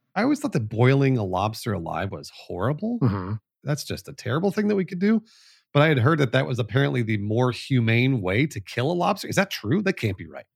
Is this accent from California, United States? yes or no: yes; Los Angeles, California, United States; moved away; I was born in the Valley, in the San Fernando Valley, which is the the home of the Valley Girl accent